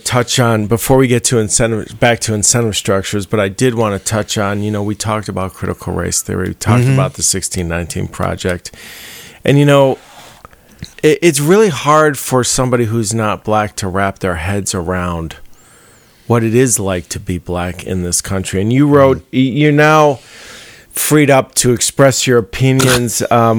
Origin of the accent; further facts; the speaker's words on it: Chicago, Illinois, United States; growing up in Hyde Park and having my, you know